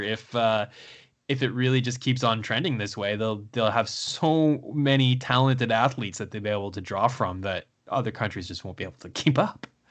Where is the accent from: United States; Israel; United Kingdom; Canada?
Canada; as a Canadian and, um, an unabashed Canada fan